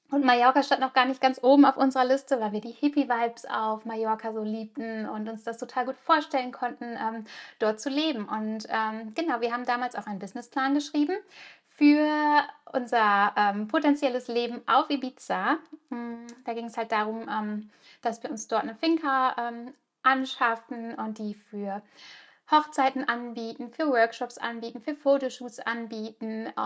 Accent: Germany; now in Spain; Ich bin zwar ganz normal in Deutschland geboren und auch aufgewachsen, aber mein Herz hat schon immer in einem kleinen Fischerdorf an der Costa Brava gelebt.

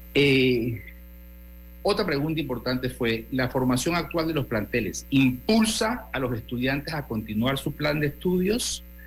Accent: Panama; lo que somos los panameños

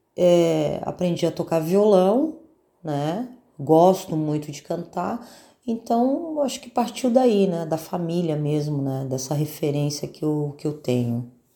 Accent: São Paulo, Brazil; moved away as an adult; now in Florianópolis, Brazil; Sou de São Paulo, estou aqui em Florianópolis há uns 25 anos mais ou menos

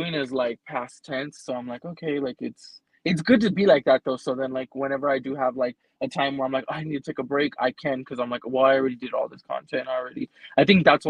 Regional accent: California, United States; I'm from California, like not the nice part

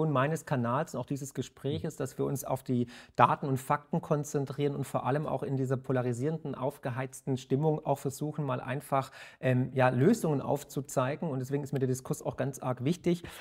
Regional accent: Baden-Württemberg, Germany; born there; Sie sind auch gebürtiger Schwabe wie ich

